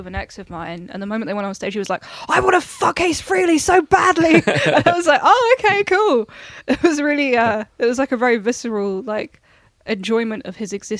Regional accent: United Kingdom; I'm just British.

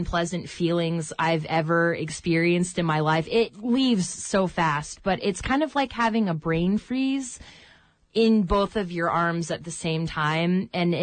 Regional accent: North Carolina, United States; moved away as an adult; also born or lived in Colorado / Northern Nevada / Nepal; now in Petersburg, United States; I ended up back in my hometown in North Carolina, which is very, very tiny.

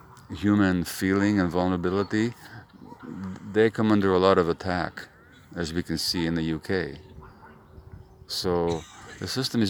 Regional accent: Canada; I'm from Canada. I've been here 3 days, so I'm already an expert on Northern Ireland, you know.

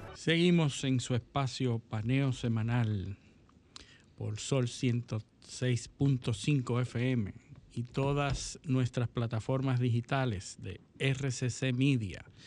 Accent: Dominican Republic; yo como dominicano

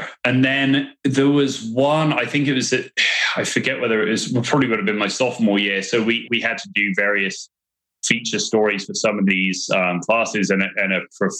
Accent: England, United Kingdom; now in United States; my friend Luke was up in New York at the time, and I grew up with him in England

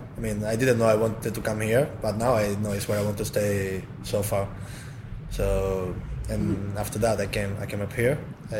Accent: Gran Canaria, Canary Islands, Spain; English is a second language; moved away as an adult; now in London, United Kingdom; From Canary Islands, from Gran Canaria. So it was a little change for me, coming from 20 degrees all day around here to London.

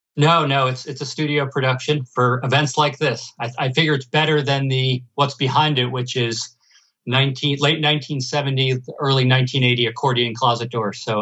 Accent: United States; I'm from New Jersey and New York

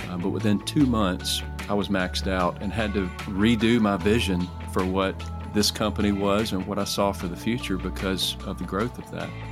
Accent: Alexandria, Louisiana, United States; I am from Alexandria, Louisiana, in the United States

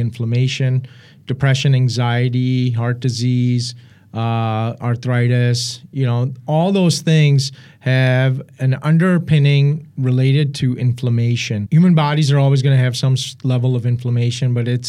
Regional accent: Pakistan; moved away; My father's from Afghanistan. I was born in Pakistan. My mother's from India

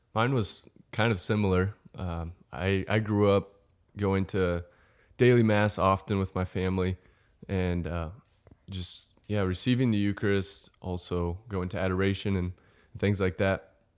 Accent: Overland Park, Kansas, United States; also born or lived in Denver, Colorado / Northwest Missouri; I am from Overland Park, Kansas. Uh, grew up here

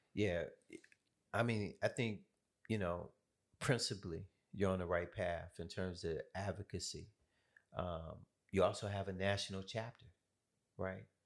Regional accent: Oakland, California, United States; moved away; also born or lived in Atlanta, Georgia; I was born in Oakland, California

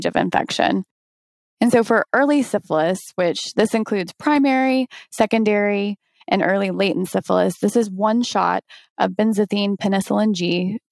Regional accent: Chattanooga, Tennessee, United States; my hometown as well, Chattanooga

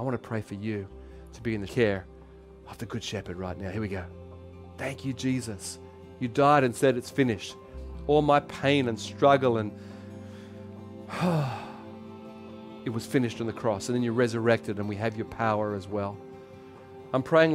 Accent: Australia; accent: Aussie; in my Aussie accent, sorry, because I'm Australian.

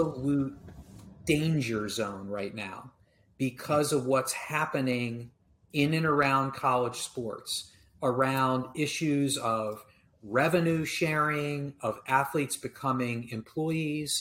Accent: Maryland, United States; When I was a kid, I grew up in Maryland.

